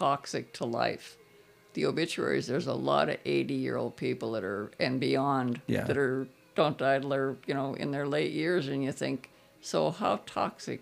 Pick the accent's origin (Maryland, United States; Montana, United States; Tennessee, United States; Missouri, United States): Montana, United States; Butte; growing up in the Gulch